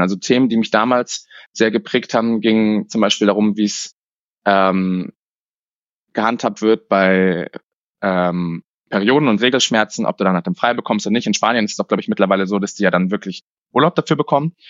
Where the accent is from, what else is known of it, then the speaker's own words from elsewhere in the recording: Munich, Bavaria, Germany; Ich bin in München aufgewachsen und habe es nie rausgeschafft